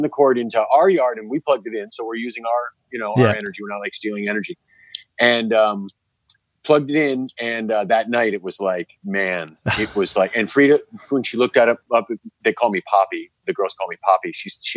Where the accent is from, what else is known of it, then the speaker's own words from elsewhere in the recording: New York, United States; As a New Yorker